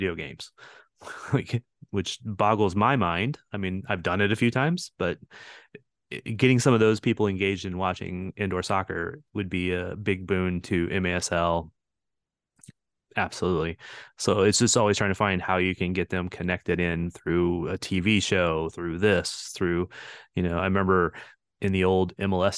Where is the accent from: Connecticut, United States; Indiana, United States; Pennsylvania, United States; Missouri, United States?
Missouri, United States; St. Louis; moved away as an adult; I grew up in St. Louis